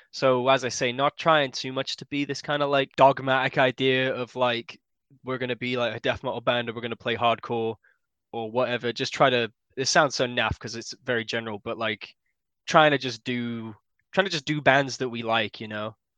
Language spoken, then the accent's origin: English; Yorkshire and the Humber, United Kingdom; I'm from West Yorkshire